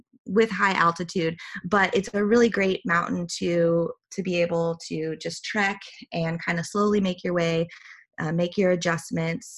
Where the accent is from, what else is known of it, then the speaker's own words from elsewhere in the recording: Midwest, United States; I grew up, I'm from the Midwest, country girl at heart